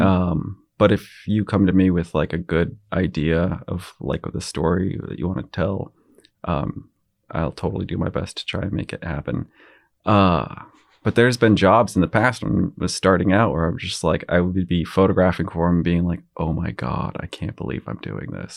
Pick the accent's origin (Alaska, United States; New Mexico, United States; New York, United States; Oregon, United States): Alaska, United States; Girdwood; I grew up in Girdwood and I loved it